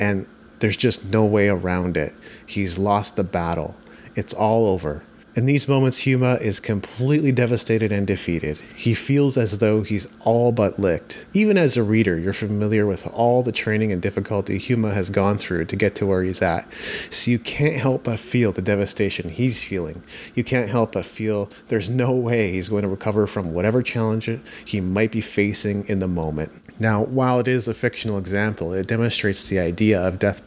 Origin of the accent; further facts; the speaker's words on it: Japan; I grew up in Japan